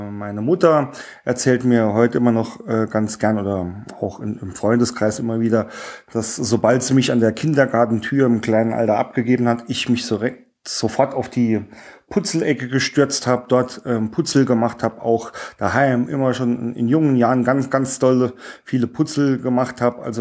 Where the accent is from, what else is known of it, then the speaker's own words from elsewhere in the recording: Saarland, Germany; Bin ein Ursaarländer, auch ähm, stolz drauf. Äh, man wird es äh, auch an meinem Dialekt hören.